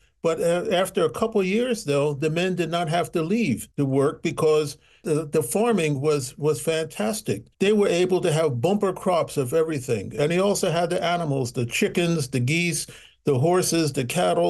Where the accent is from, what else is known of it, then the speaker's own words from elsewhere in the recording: Michigan, United States; I came from Michigan, and I had to get my car registered and everything like that.